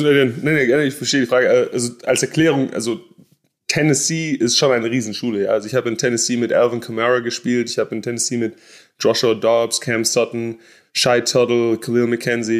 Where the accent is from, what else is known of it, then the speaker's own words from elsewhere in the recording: Stuttgart, Baden-Württemberg, Germany; moved away as an adult; also born or lived in Jacksonville, Florida; now in United States; ich bin in Stuttgart aufgewachsen